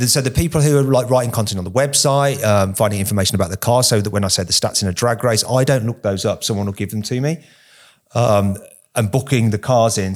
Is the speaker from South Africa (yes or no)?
no; United Kingdom; us Brits are more used to seeing it